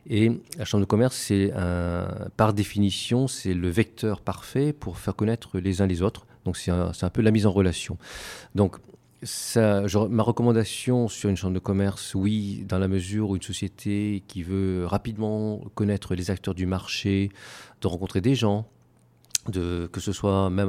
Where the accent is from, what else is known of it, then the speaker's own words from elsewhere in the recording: France; now in Taiwan; on est français, et quand on est français à l'étranger, quelque part, on est naturellement euh, invités à se rencontrer dans des milieux francophones, français francophones.